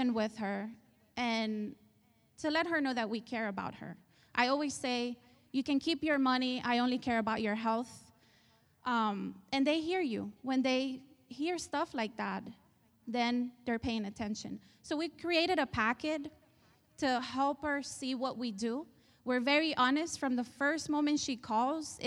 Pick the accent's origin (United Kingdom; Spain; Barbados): Spain; moved away; I was raised in Spain. You probably hear the accent